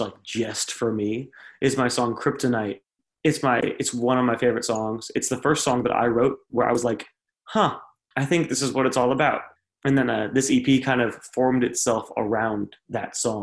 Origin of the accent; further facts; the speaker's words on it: South Florida, United States; moved away as an adult; now in Nashville, United States; I was raised in South Florida